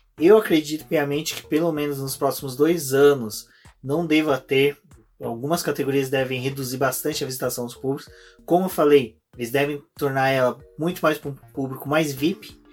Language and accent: Portuguese; Brazil; a gente é brasileiro, latino